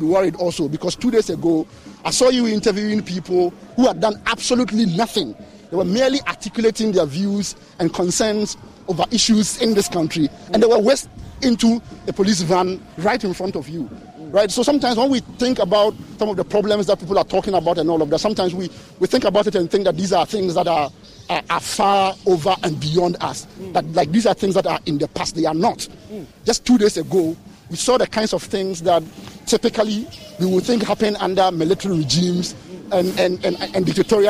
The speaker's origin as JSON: {"language": "English", "country": "Ghana", "said": "I'm a Ghanaian. I'm a citizen"}